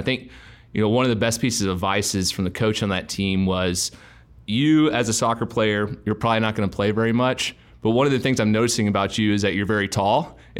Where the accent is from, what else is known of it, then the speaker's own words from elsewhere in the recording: Texas, United States; I grew up in an extremely competitive environment of growing up in Texas.